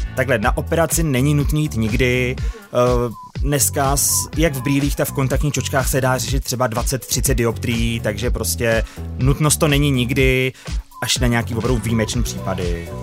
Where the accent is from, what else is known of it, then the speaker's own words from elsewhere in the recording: Kladno, Central Bohemian Region, Czechia; byla to škola na Kladně a já jsem z Kladna, měl jsem to deset minut z baráku